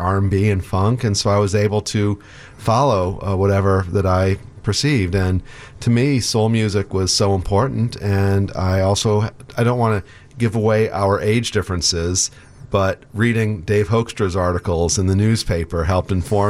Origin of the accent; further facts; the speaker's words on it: Evanston, Illinois, United States; Sure. Well, I grew up in Evanston, Illinois